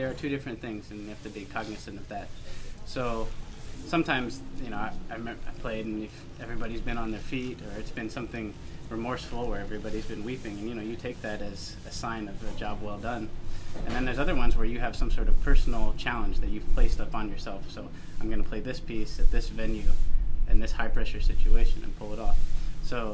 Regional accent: Ohio, United States; I grew up in Ohio

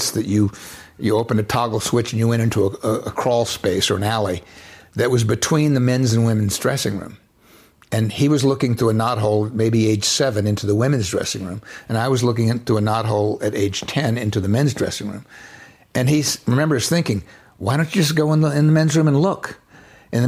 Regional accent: Florida Panhandle, United States; I was raised in the Florida Panhandle, an area some people call Florabama

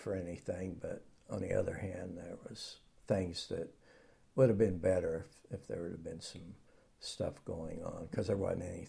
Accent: Oklahoma, United States; moved away; I grew up in Hera, Oklahoma, which is like 20 miles east of Oklahoma City.

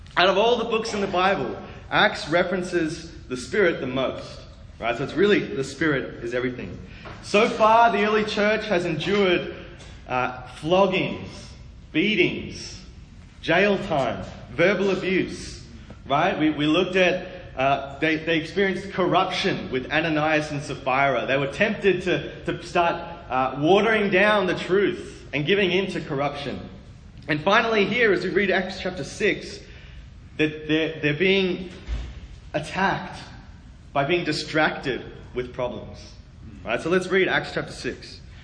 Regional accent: Australia; moved away; also born or lived in Sydney, Australia / Melbourne, Australia; I was born in Sydney, Australia, which is there on the southeast kind of coast.

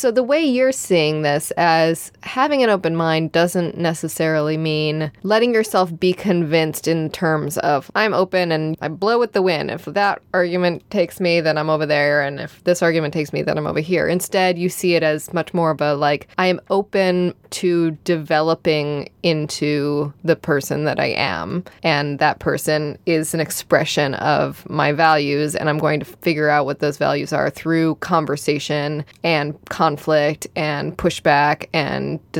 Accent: Midwest, United States; But like I said, I'm from the Midwest where we are passive aggressive and polite, so we talk about other things and pass each other the peas

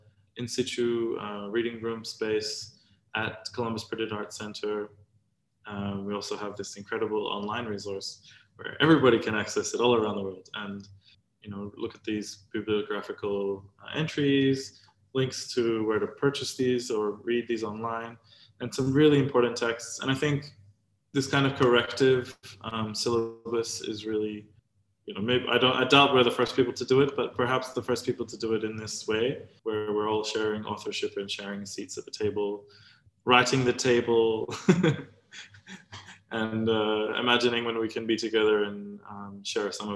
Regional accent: Samoa; moved away; also born or lived in Australia; growing up in Samoa, but also in Australia

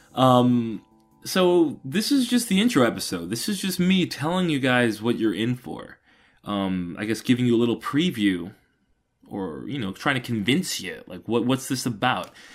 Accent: Atlanta, Georgia, United States; I'm from Atlanta, Georgia, or a little north of Atlanta, Georgia.

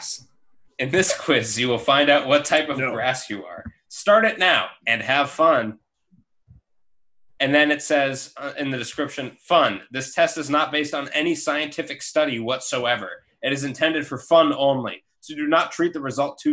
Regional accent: United States; we're from America.

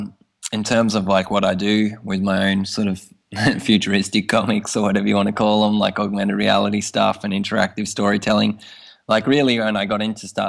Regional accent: Tasmania, Australia; now in Tokyo, Japan; I'm from Tasmania originally

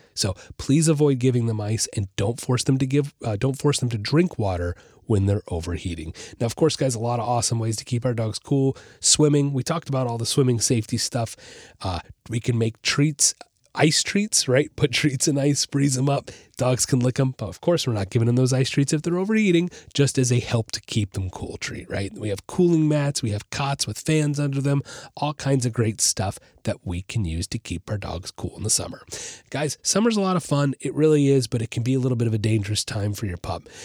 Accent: Orlando, Florida, United States; I grew up in the Orlando area, and I spent a lot of time on the Saint John's River

